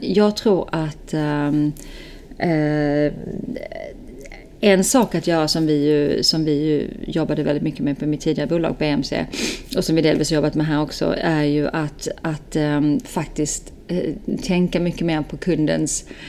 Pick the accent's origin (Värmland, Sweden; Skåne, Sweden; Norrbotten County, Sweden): Skåne, Sweden; now in Stockholm, Sweden; född och uppväxt i Skåne